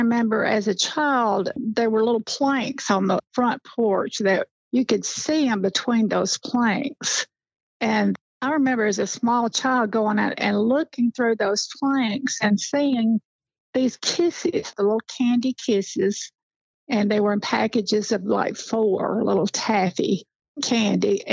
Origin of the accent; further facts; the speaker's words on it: Blanche, Tennessee, United States; also born or lived in Birmingham, Alabama; I was raised in Blanche, Tennessee, just a little community.